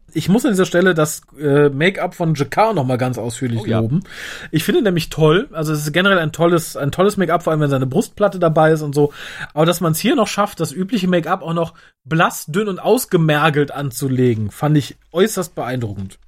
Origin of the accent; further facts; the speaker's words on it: Germany; Ich bin Deutscher